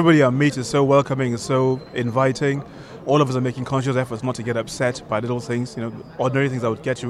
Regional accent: Nigeria; from Nigeria.

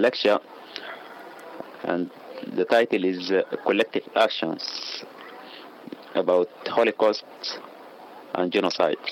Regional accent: Darfur, Sudan; moved away as an adult; now in Israel; I am from Darfur

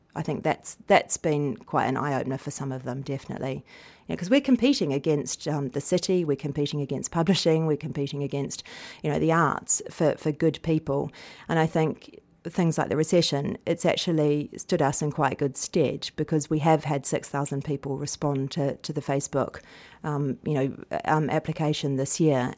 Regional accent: New Zealand; moved away; I come from New Zealand

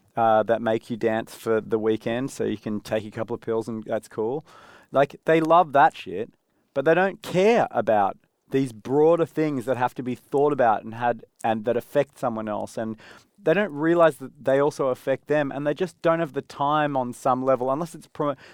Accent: Australia; Yeah, we're Australian.

